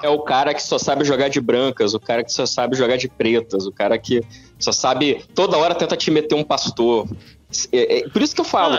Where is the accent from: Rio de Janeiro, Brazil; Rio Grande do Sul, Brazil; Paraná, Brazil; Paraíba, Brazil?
Rio de Janeiro, Brazil; Petrópolis; eu cresci em Petrópolis, Petrópolis tem uma tradição forte de xadrez